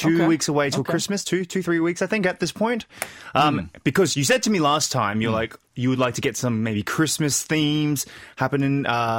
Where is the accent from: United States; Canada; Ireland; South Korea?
South Korea; born there; Well, I was born in Korea in 1988